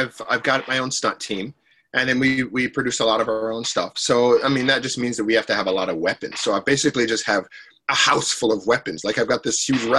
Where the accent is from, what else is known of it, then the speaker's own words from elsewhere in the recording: Detroit, Michigan, United States; moved away; I'm from Detroit originally, you know, and Detroit, especially back then, it's getting nicer now, but it was just a rough place